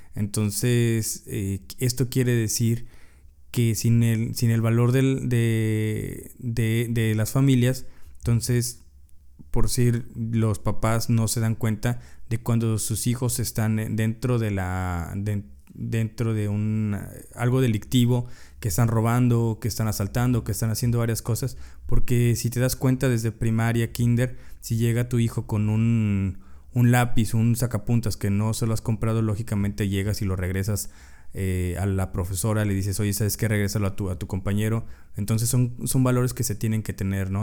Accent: Mexico; muchos de nosotros como mexicanos

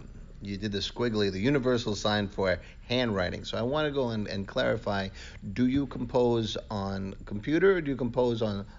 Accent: New York City, New York, United States; accent: Bronx; my Bronx accent.

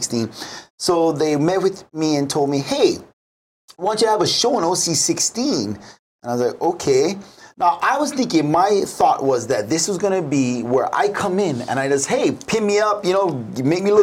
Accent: Kaneohe, Hawaii, United States; I'm from Kaneohe, born and raised

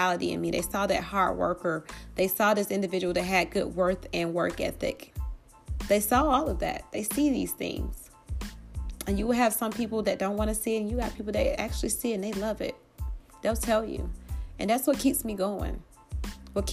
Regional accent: Atlanta, Georgia, United States; growing up in the hood and growing up in Atlanta, especially I was born and raised in East Atlanta, East Lake Meadows

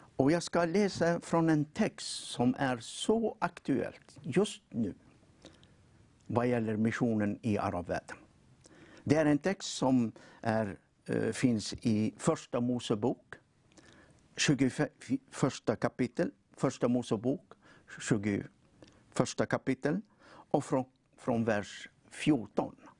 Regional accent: Tunisia; now in Sweden; jag kommer från eh, Nordafrika.

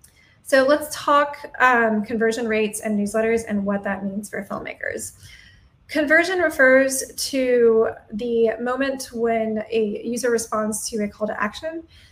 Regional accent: Atlanta, Georgia, United States; now in Wilmington, United States; I'm originally from Atlanta, but at this point I've lived in 6 different cities across 3 separate countries.

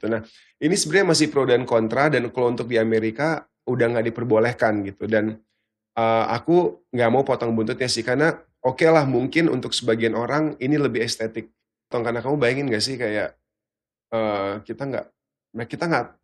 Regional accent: Australia; Jadi bahkan pas aku kecil itu awalnya aku suka banget reptil karena dulu aku besar di Australia

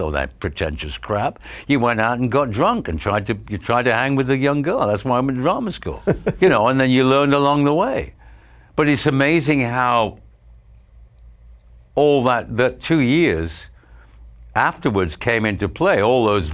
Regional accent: Stretford, North West England, United Kingdom; moved away as an adult; I was from Stretford.

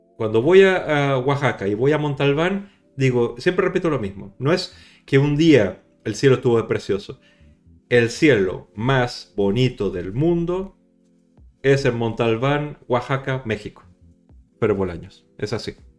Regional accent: Chile; now in Barcelona, Spain; yo soy chileno

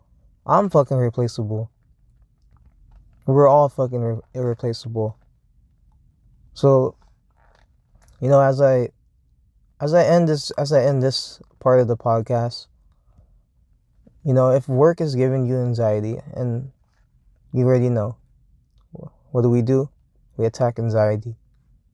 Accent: Hawthorne, California, United States; I grew up in California. I grew up in fucking Hawthorne, California

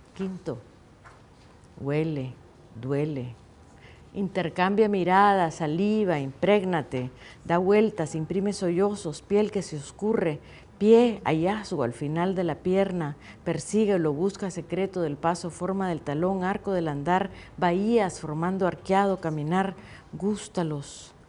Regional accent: Nicaragua; moved away as an adult; also born or lived in California, United States; los nicaragüenses nos dividimos

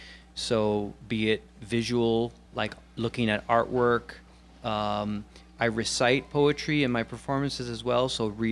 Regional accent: New York City, New York, United States; moved away as an adult; also born or lived in Rochester, New York; I'm from Brooklyn, New York. Okay. Born and raised. And about 8 years ago, I moved up to upstate New York, Rochester, New York.

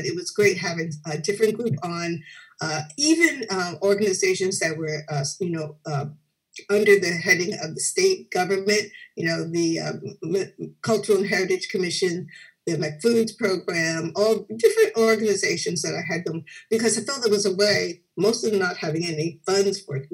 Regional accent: New Brunswick, New Jersey, United States; also born or lived in Newport News, Virginia; I mainly grew up here in New Brunswick, but I'm originally from Newport News, Virginia

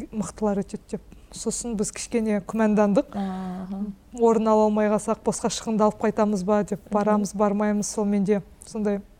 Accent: Kazakhstan; мен өзім ауылда туып өстім әлі күнге дейін ауылда тұрамыз

